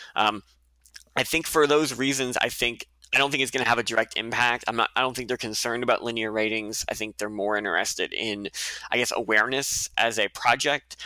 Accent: Nova Scotia, Canada; moved away; I did have one winter where I curled at the Mayflower in Halifax, um, growing up in Nova Scotia

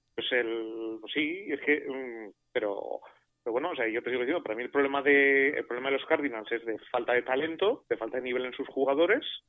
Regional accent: Basque Country, Spain; yo soy vasco

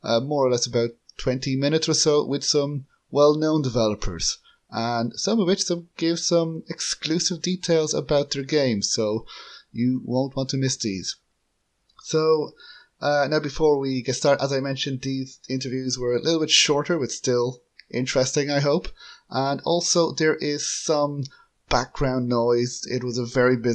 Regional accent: Ireland; I'm from Ireland

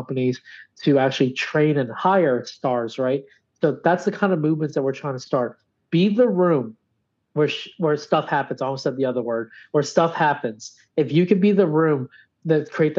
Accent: Louisiana, United States; my home state

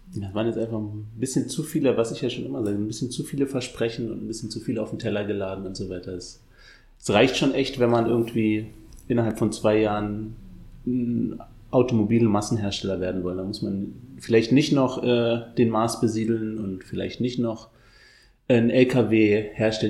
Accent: Berlin, Germany; ignoranter Berliner

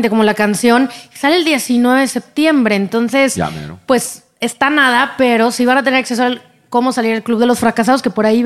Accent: Monterrey, Nuevo León, Mexico; now in Los Angeles, United States; yo soy de México, me encanta conocer. Arriba quién está en México. Regia. Regia.

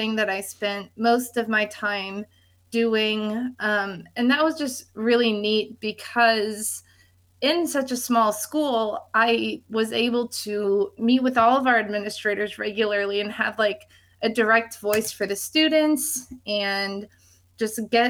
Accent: Chicago area, Illinois, United States; moved away; I'm originally from the Chicago area. I grew up about an hour-ish north of the city

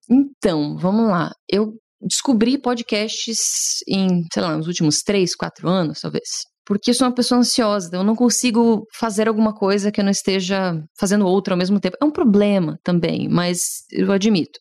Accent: Curitiba, Paraná, Brazil; also born or lived in College Station, Texas; eu sou de Curitiba

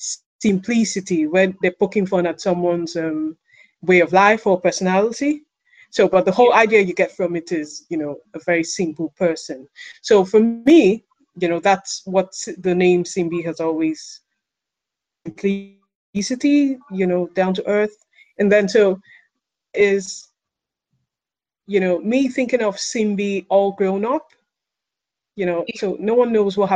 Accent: Nigeria; growing up in Nigeria, sometime in the 80s

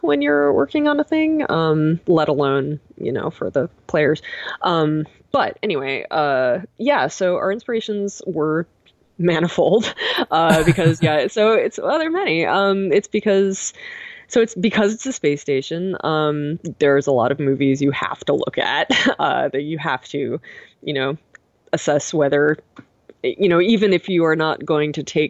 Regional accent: Boston, Massachusetts, United States; moved away as an adult; now in Pacific Northwest, United States; I'm from Boston, and it is living here is very different from living there

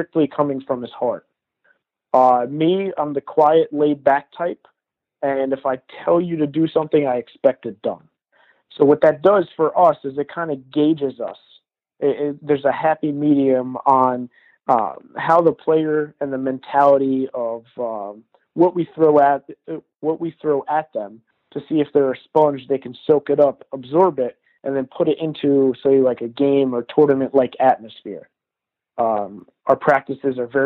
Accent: Newburgh, New York, United States; I'm from Newburgh.

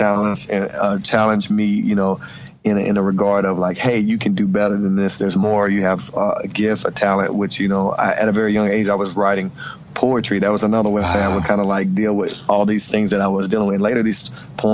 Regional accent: Hickory, North Carolina, United States; I grew up in Hickory, North Carolina, and I'm from a blended family of 12 children

